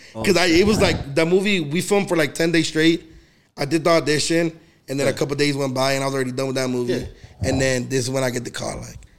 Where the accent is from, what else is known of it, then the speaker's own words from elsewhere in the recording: United States; I was born in the United States